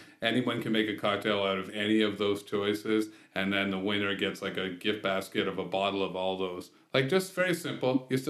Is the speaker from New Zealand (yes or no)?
no; Canada; as a Canadian coming to Pittsburgh